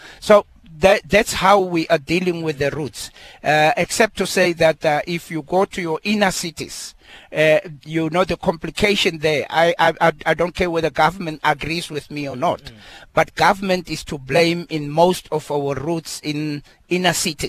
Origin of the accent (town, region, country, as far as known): South Africa